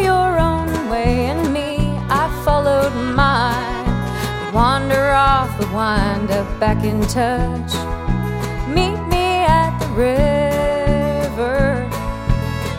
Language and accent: English; Louisville, Kentucky, United States; I grew up in Louisville and I grew up listening to this station